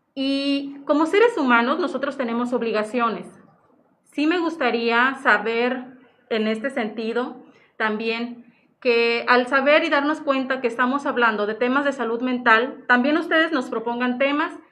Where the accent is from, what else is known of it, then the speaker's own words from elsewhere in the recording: Zihuatanejo, Guerrero, Mexico; aquí radico en Cihuatanejo, de aquí soy, de Cihuatanejo